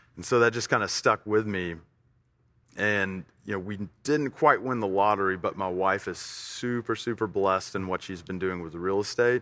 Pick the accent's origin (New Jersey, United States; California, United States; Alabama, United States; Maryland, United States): Alabama, United States; Tuscaloosa; also born or lived in Fort Worth, Texas; now in Middle Tennessee, United States; We moved to Tuscaloosa at a very early age for me. Uh, it's where I was raised